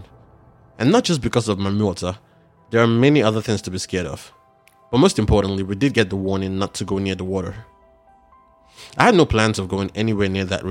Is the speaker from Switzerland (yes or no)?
no; Nigeria; growing up in Nigeria